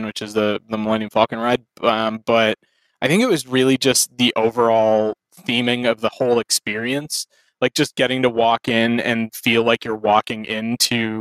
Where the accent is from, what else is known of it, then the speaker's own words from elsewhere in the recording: Canada; I was a professional Canadian